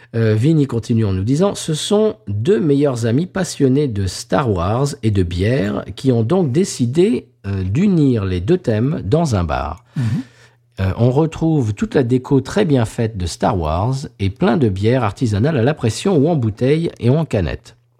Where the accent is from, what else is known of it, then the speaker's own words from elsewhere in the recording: Claye-Souilly, Île-de-France, France; moved away; also born or lived in Lagny-sur-Marne; Je suis né à Lagny-sur-Marne, monsieur, mhm. et là, je suis allé au collège de Clé-Souilly, le collège des Tilleuls